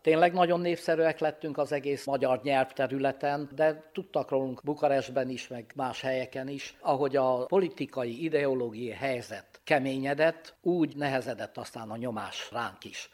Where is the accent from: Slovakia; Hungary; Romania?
Romania; Transylvania; moved away; mi szintén Romániából vagyunk